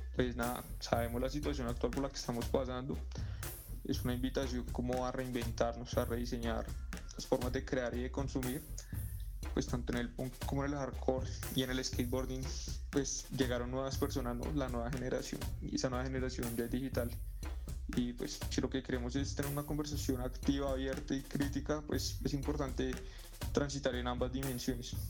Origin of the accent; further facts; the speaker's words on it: Bogotá, Colombia; Salimos de las cloacas de la República Independiente de Suba, de los parches para patinar allá en Fontanar